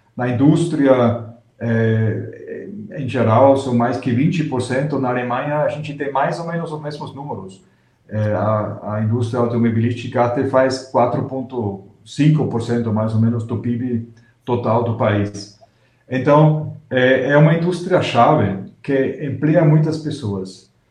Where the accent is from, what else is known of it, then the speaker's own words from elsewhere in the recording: Austria; moved away; eu sou austríaco